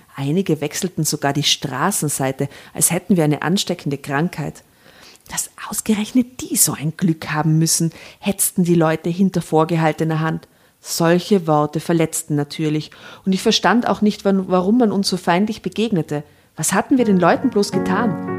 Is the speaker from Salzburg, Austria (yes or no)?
no; Tyrol, Austria; ich bin aus Tirol